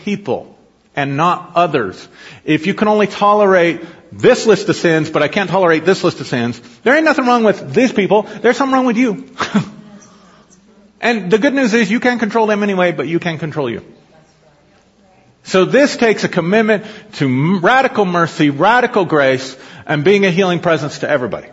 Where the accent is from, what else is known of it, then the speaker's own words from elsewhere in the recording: United States; I was raised in a Christian nation